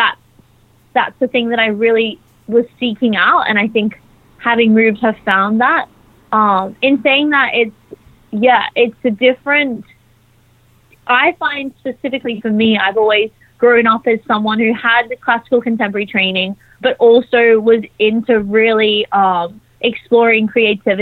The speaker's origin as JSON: {"language": "English", "country": "Australia", "tie": "born or raised there", "moved": "as an adult", "lives_now": "London, United Kingdom", "said": "So I grew up in Australia. I moved to London just over a year ago on a visa"}